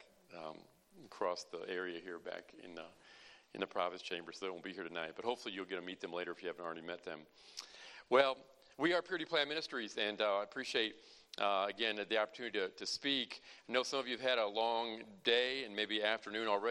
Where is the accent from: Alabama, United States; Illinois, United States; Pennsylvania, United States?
Illinois, United States; We're from the People's Socialist Republic of Illinois.